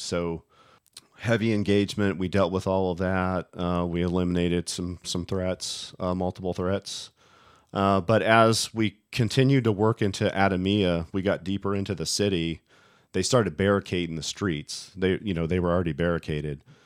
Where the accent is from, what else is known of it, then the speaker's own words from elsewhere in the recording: West Virginia, United States; a boy growing up in West Virginia.